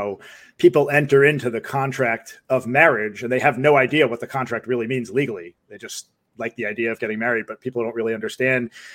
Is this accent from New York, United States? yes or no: yes; Rockland County, New York, United States; moved away; from Rockland County originally